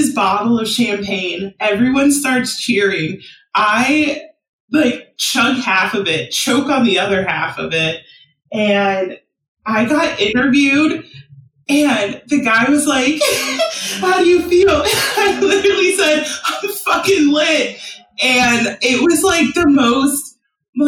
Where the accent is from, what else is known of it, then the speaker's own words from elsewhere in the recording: San Diego, California, United States; now in Philadelphia, United States; I'm from San Diego